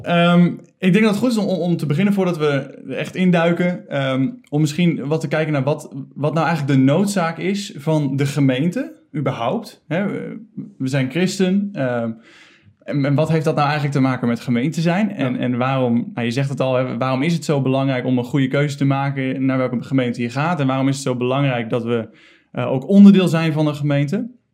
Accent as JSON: {"language": "Dutch", "town": "Ede", "region": "Gelderland", "country": "Netherlands", "said": "Ik Kom uit Ede"}